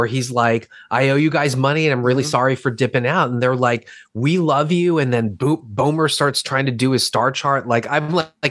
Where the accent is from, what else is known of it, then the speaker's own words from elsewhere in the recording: Baltimore, Maryland, United States; Filmed in my hometown